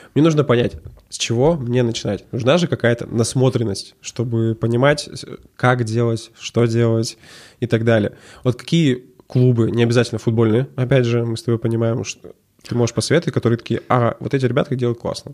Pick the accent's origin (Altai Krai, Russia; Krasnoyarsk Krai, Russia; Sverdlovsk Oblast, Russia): Sverdlovsk Oblast, Russia; Verkhnyaya Salda; now in Yekaterinburg, Russia; Мы оба из Верхней Салды.